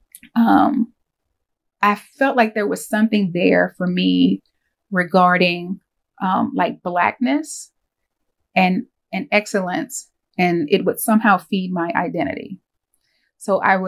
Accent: Winston-Salem, North Carolina, United States; now in Davidson, United States; I grew up in Winston-Salem

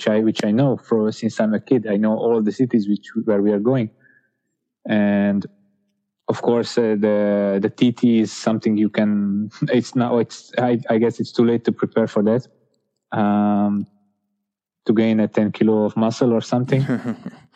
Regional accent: Hungary; my home country

